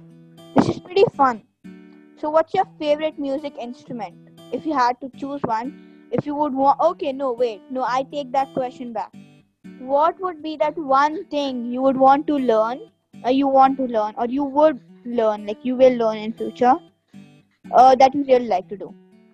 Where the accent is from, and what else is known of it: Kalba, Sharjah, United Arab Emirates; born or raised there